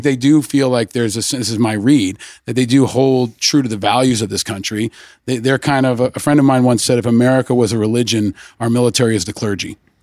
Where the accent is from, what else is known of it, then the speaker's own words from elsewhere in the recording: Peekskill, New York, United States; I grew up in, just outside of Peekskill, upstate New York.